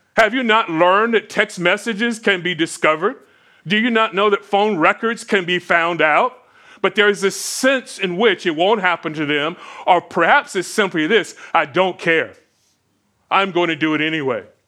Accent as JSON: {"language": "English", "region": "Florida", "country": "United States", "tie": "born or raised there", "said": "growing up in Florida"}